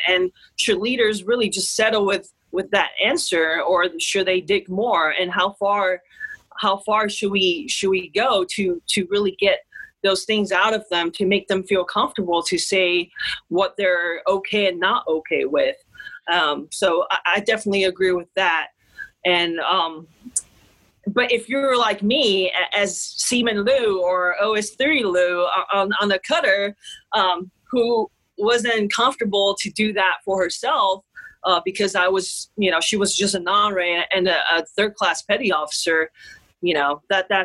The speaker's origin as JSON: {"language": "English", "country": "Taiwan", "moved": "yes", "said": "I'm from Taiwan"}